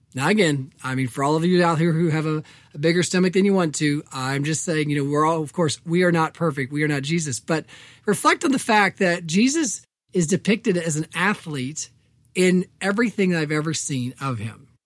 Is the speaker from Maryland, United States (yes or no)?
no; Evansville, Indiana, United States; moved away; growing up on the West Side